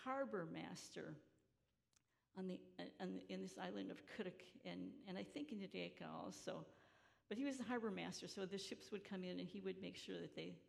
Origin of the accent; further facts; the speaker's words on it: Chicago, Illinois, United States; moved away as an adult; also born or lived in Emsdetten, Germany / Georgia / Battle Creek, Michigan; growing up in Chicago, in this working-class neighborhood